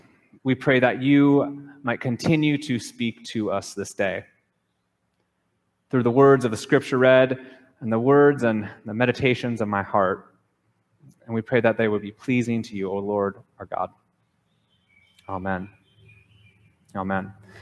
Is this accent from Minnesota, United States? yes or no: yes; Minnesota, United States; moved away as an adult; also born or lived in Southern California / Japan / North Carolina; now in Hawaii, United States; I grew up in a small town in Minnesota, and I've been reminiscing on that town because I haven't been back there in 6 years since moving from North Carolina to Hawaii